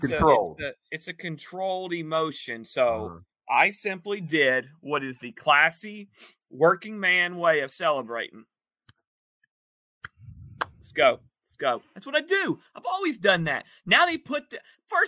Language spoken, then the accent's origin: English; East Point, Georgia, United States; A Georgia man. I'm an Atlanta man. I was born in East Point, ATL-ian